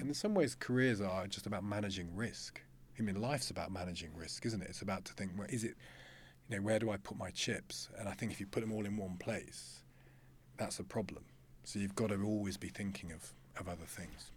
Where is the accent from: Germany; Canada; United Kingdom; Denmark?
United Kingdom; Loughborough, East Midlands; I came from Loughborough